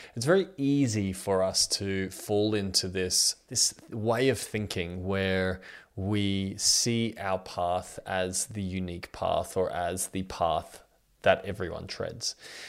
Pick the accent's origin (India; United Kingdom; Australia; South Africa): Australia; I'm 32 years old and I'm from Australia.